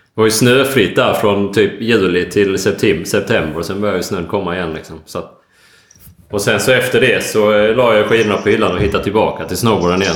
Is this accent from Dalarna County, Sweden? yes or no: no; Ängelholm, Skåne, Sweden; also born or lived in Stavanger; now in Gothenburg, Sweden; Jag är, eh, född och uppväxt i Ängelholm och, eh, bor nu i Göteborg.